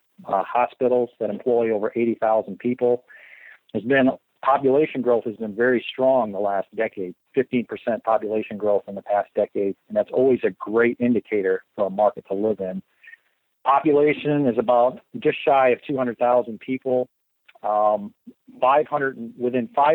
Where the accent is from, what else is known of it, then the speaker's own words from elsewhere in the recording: Western Michigan, United States; moved away; I grew up in Western Michigan